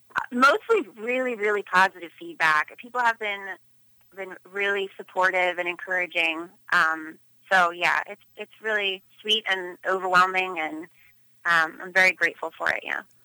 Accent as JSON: {"language": "English", "town": "Philadelphia", "region": "Pennsylvania", "country": "United States", "tie": "born or raised there", "also_born_or_lived": "Los Angeles", "said": "born and raised in Philadelphia, Pennsylvania."}